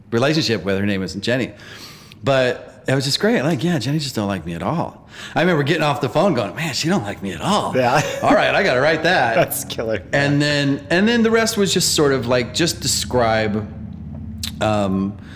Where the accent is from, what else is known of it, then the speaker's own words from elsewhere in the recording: East Coast, United States; I'm east. I'm from the East Coast.